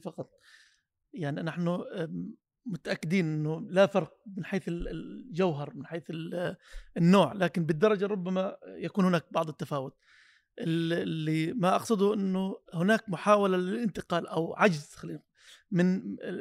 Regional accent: Palestine; اننا كفلسطينيين

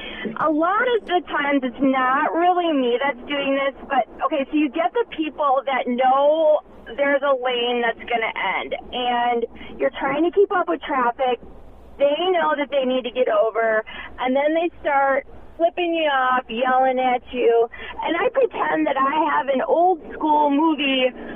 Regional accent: Franklin, Wisconsin, United States; And that's why I was embarrassed to say I'm from Franklin, because everyone's so angry there.

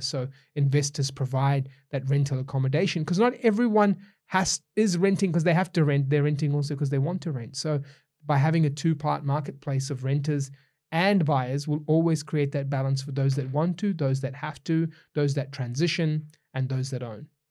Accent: New Zealand; Growing up in New Zealand

